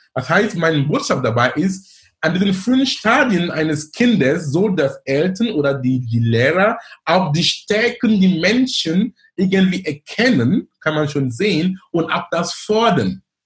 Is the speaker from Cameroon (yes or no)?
yes; Cameroon; German is a second language; moved away as an adult; also born or lived in Darmstadt, Germany / Munich, Germany / Duisburg-Essen, Germany; now in Hamburg, Germany; bin gebürtiger Kameruner